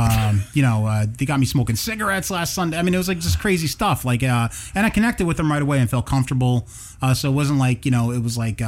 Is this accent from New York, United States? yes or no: no; Long Branch, New Jersey, United States; I was born in Long Branch